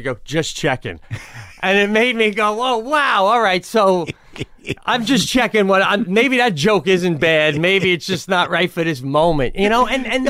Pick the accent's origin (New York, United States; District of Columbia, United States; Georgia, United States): New York, United States; Long Island.